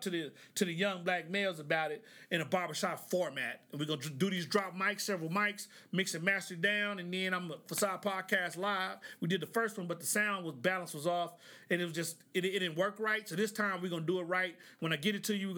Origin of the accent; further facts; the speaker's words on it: Oklahoma, United States; I'm from Oklahoma.